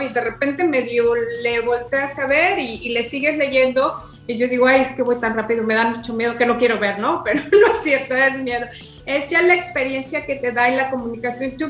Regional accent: Mexico; moved away as an adult; now in London, United Kingdom; regresar a mi país y poder correr en mi país

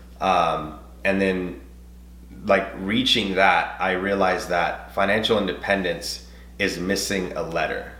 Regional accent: Nashville, Tennessee, United States; I'm bilingual. I'm Hispanic. I grew up in Antioch

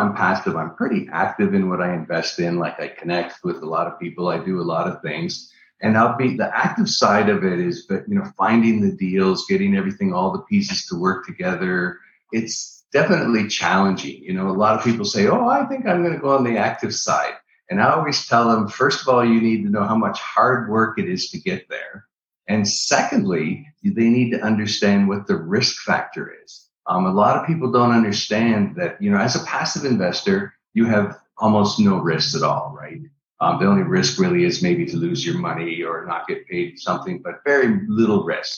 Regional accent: Niagara Falls, Ontario, Canada; moved away; also born or lived in Orlando, Florida; I'm originally from Niagara Falls, Canada

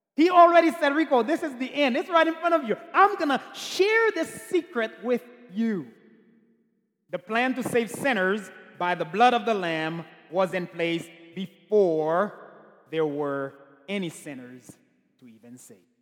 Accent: Haiti; I'm from Haiti

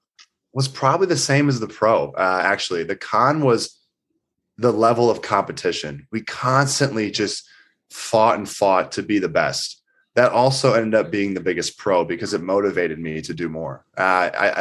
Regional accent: Eureka, Missouri, United States; growing up in Eureka, I mean, you know what it's like. It was a small town, I think population 10,000

